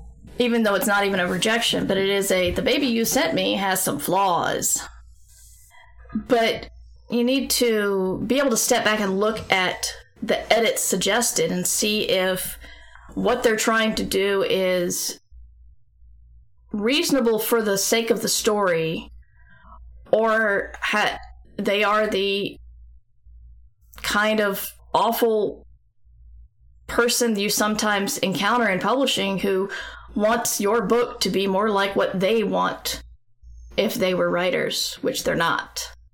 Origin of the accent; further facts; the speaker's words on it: the South, United States; accent: Southern; all I know is I've tried to suppress my Southern accent for so long, it's hard for me to actually do a Southern accent.